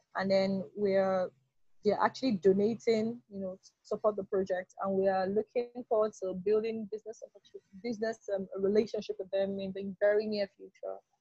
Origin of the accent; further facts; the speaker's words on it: Delta, Nigeria; I was born here in Delta State, grew up all had all of my education in Delta State